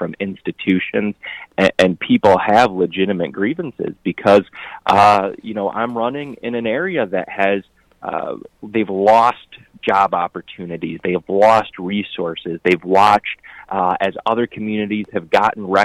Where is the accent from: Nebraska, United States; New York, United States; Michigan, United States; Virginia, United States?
Michigan, United States; Flushing; when I'm knocking in Flushing, my hometown and where my parents grew up, they know my parents